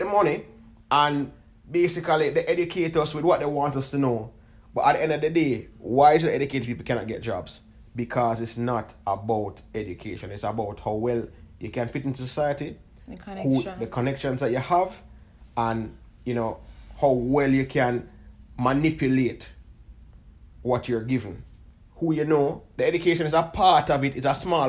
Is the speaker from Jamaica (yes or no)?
yes; Jamaica; we're from Jamaica